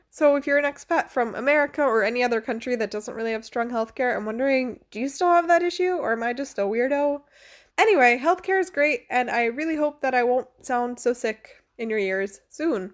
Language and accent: English; United States; moved away as an adult; now in Freiburg, Germany; I'm American